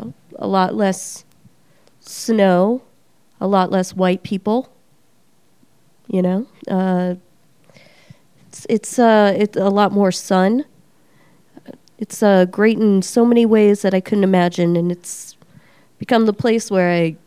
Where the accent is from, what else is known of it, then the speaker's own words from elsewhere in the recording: Nashua, New Hampshire, United States; now in Albuquerque, United States; I am the second host of the ALBUCRAZY podcast. I am from Nashua, New Hampshire. I have lived here for about 10 years.